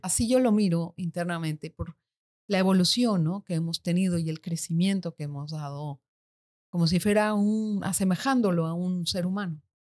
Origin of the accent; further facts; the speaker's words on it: Mexico; moved away as an adult; now in Panama; nací en México, en México. y cuando tenía veintipico de años me vine aquí a vivir, me casé mm. y ya, desde aquí estoy.